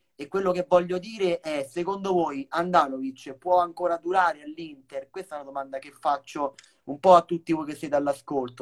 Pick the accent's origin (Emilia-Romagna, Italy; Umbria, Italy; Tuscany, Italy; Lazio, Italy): Lazio, Italy; Rome; anche io sono di Roma